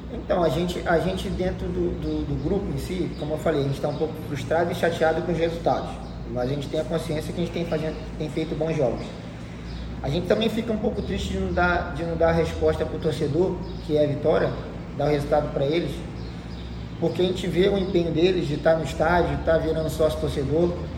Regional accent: Brazil; a gente é brasileiro

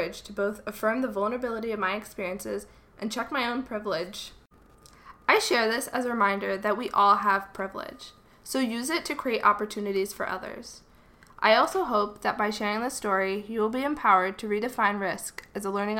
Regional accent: United States; I am also an American. I had the privilege to hide behind my passport, ensuring that I would be safe there.

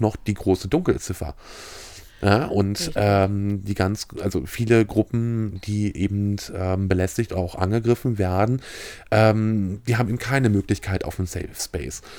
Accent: Mecklenburg-Vorpommern, Germany; als Mecklenburger

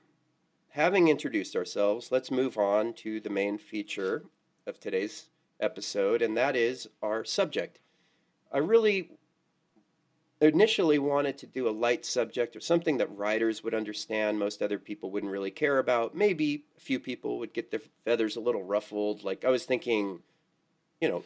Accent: California, United States; now in Quad Cities, United States; my biggest public identity is that I'm from California

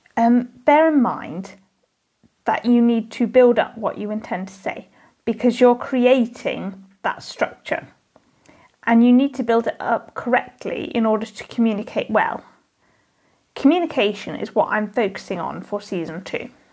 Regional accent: United Kingdom; As a British person

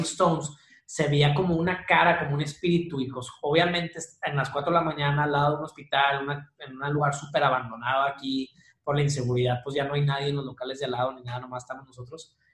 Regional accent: Monterrey, Nuevo León, Mexico; also born or lived in Chihuahua; Soy de Monterrey, viví unos años en Chihuahua, pero ya estoy aquí de regreso.

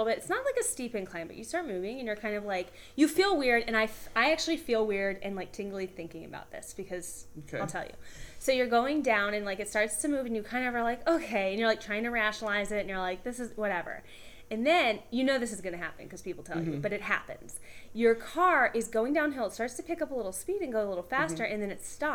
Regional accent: Atlanta, Georgia, United States; I grew up in Atlanta

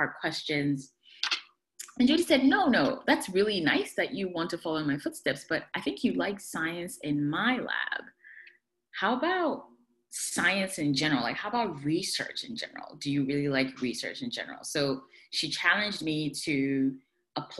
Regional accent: Ghana; moved away; also born or lived in Poughkeepsie, New York / Buffalo, New York; I am originally from Ghana, West Africa

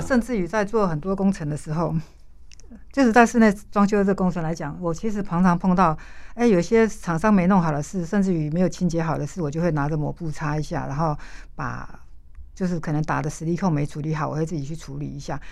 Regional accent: Hualien County, Taiwan; 我在花莲长大，我父亲是我开公车的嗯哼，那我妈妈在工厂上班

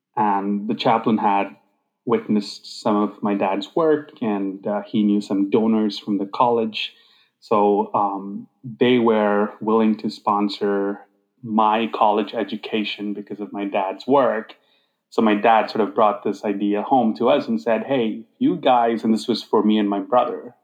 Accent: Hyderabad, Telangana, India; moved away as an adult; also born or lived in Grand Rapids, Michigan; I grew up in this uh, city called Hyderabad

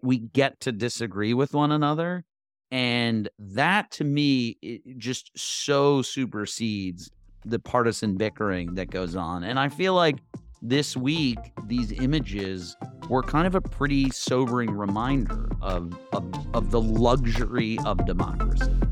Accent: United States; as an American

